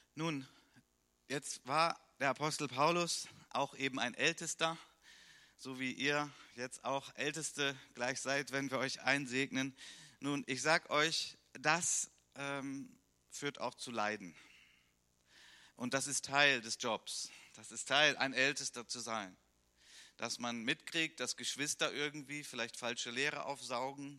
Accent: Germany; bei uns in Deutschland

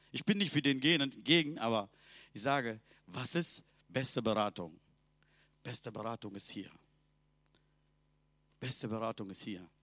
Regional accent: Sri Lanka; German is a second language; Bei uns in Sri Lanka, wir haben 30 Millionen Göttern. Mein Vater hat eigene Gott zu Hause gehabt.

